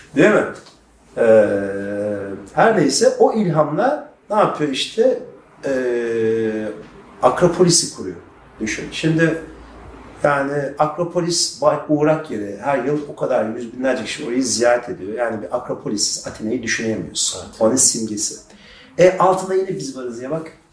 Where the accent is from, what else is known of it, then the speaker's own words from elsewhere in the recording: Turkey; Ben Türk'üm